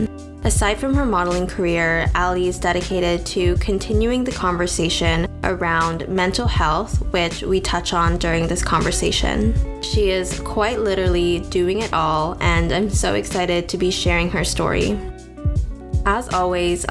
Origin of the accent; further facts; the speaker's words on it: Victoria, British Columbia, Canada; also born or lived in Toronto; I grew up in Victoria